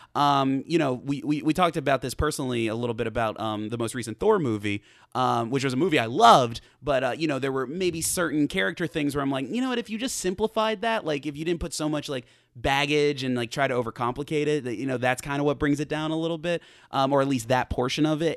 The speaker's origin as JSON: {"language": "English", "country": "United States", "said": "as an American person"}